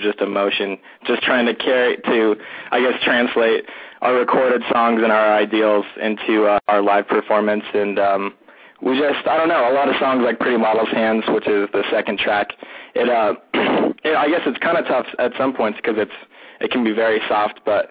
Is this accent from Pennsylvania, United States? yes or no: no; Denver, Colorado, United States; we are all from Denver, Colorado.